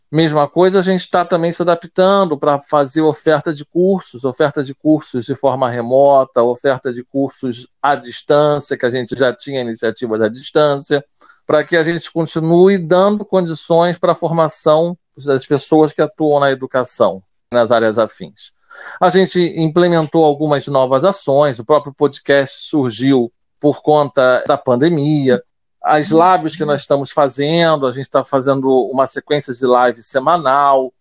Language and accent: Portuguese; Rio de Janeiro, Brazil; also born or lived in São Luís, Maranhão; eu nasci com deficiência visual em São Luís do Maranhão, e a minha mãe decidiu que eu teria melhores oportunidades se ela viesse para o Rio de Janeiro para eu estudar no IBC. Então eu nasci em 1978 e em 1982 eu já estava no Rio de Janeiro